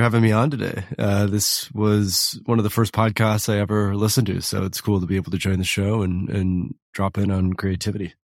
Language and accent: English; West Michigan, United States; I grew up in West Michigan.